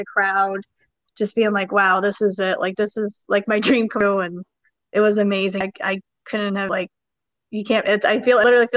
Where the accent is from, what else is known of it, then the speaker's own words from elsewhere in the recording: Schenectady, New York, United States; hometown, you know, I'm from Schenectady, New York